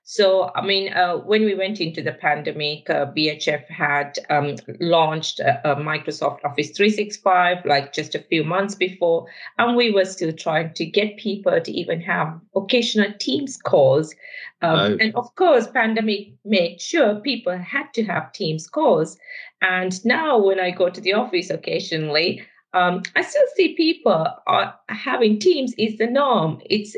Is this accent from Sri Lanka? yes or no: yes; Sri Lanka; moved away; I'm originally from Sri Lanka, if you're trying to place my accent. And I've grown up, actually, in a very sunny environment.